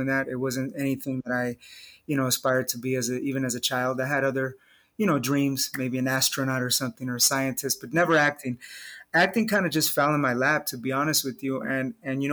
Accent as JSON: {"language": "English", "town": "Los Angeles", "region": "California", "country": "United States", "tie": "born or raised there", "said": "I was raised in East"}